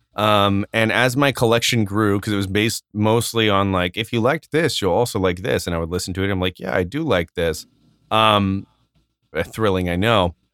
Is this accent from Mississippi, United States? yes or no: no; Arizona, United States; growing up in Arizona